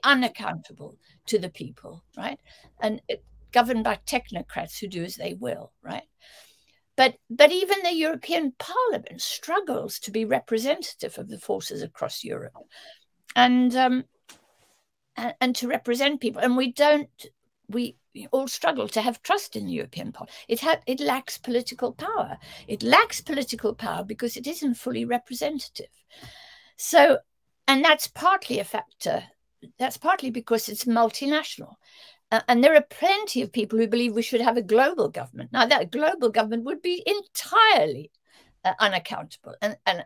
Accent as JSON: {"language": "English", "country": "South Africa", "tie": "born or raised there", "moved": "yes", "said": "I grew up in South Africa where, you know, 9/10 of the population had no access to democratic vote"}